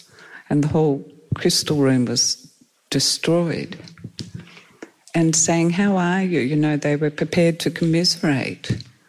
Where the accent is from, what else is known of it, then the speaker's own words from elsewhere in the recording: Perth, Western Australia, Australia; because we came from Perth and they don't have floods over there.